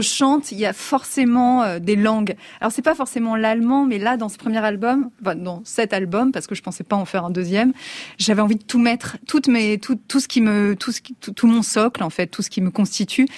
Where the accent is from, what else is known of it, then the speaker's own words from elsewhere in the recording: Alsace, Grand Est, France; je suis alsacienne